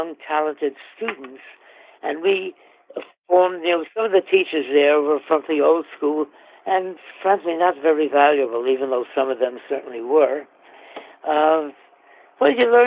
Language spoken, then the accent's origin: English; New York City, New York, United States; moved away as an adult; also born or lived in Queens, New York; living in New York City for my first 20 years growing up